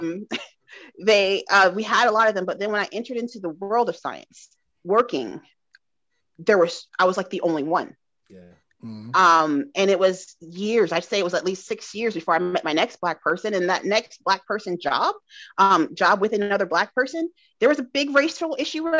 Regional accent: Georgia, United States; also born or lived in Indiana; I grew up with in Georgia

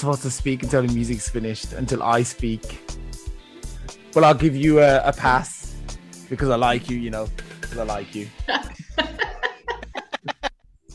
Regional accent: England, United Kingdom; I'm from England, as you probably can, you know, judge from my accent.

